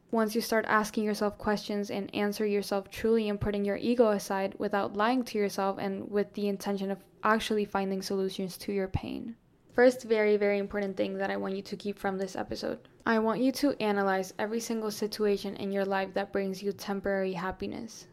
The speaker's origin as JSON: {"language": "English", "country": "Colombia", "tie": "born or raised there", "moved": "yes", "lives_now": "Florida, United States", "said": "I grew up in Colombia. I lived in Colombia, like, almost my whole life."}